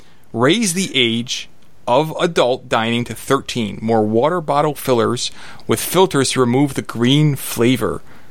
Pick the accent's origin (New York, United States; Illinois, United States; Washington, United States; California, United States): Illinois, United States; Chicago; I'm from Chicago.